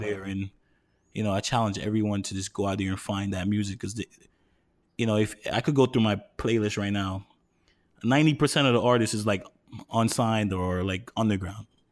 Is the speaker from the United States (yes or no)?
yes; New York, United States; moved away as an adult; now in Harrison, New Jersey, United States; born and raised in New York